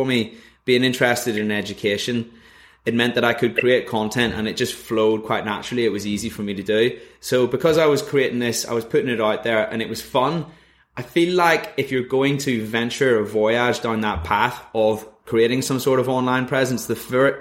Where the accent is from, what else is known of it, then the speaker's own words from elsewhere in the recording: Northern Ireland, United Kingdom; moved away as an adult; also born or lived in Leeds; I'm originally from Northern Ireland.